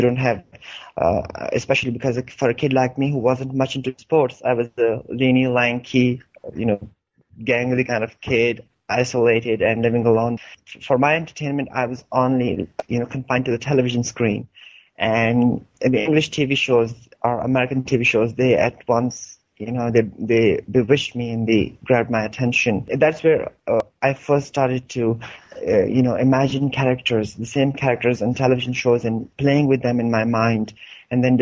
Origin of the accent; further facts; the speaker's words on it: Hangu, Khyber Pakhtunkhwa, Pakistan; moved away as an adult; now in Peshawar, Pakistan; my hometown, Hangu